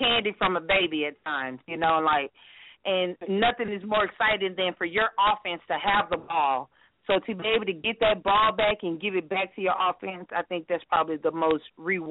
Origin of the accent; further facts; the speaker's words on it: Dallas, Texas, United States; now in Irving, United States; I'm from Dallas, Texas, currently in Irving, Texas